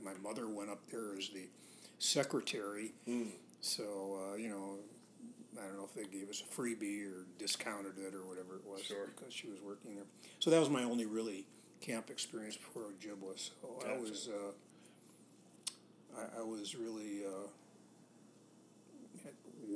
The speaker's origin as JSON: {"language": "English", "town": "Chicago", "region": "Illinois", "country": "United States", "tie": "born or raised there", "said": "I grew up in Chicago"}